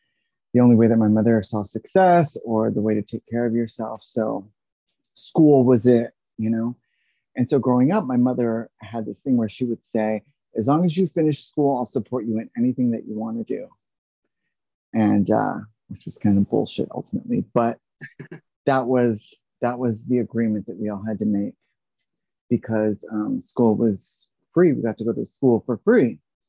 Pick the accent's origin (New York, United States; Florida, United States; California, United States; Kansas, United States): California, United States; San Diego; because my father was in the military, so I grew up in San Diego.